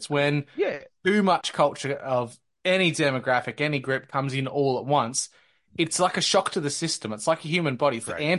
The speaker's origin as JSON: {"language": "English", "country": "Australia", "tie": "born or raised there", "said": "as a kid growing up in the 90s and into the early 2000s, race really didn't seem like an issue at all until the Cronulla riots."}